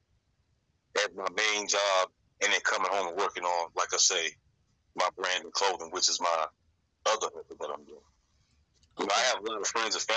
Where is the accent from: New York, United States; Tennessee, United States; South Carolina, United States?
South Carolina, United States; Florence; I'm originally from South Carolina, the Florence, South Carolina area, 843